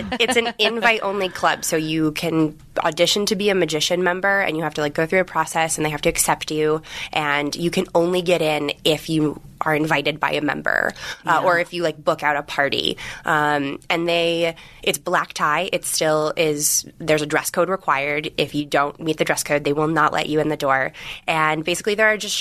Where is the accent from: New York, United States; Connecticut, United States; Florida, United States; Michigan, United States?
Connecticut, United States; I grew up in Connecticut